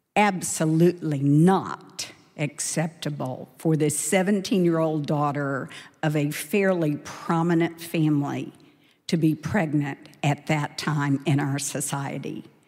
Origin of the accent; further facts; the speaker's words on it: Dallas, Texas, United States; I grew up in Dallas in a wonderful yet very imperfect family.